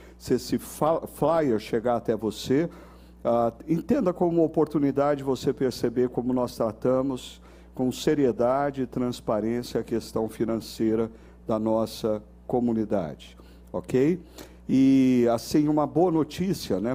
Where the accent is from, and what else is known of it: Brazil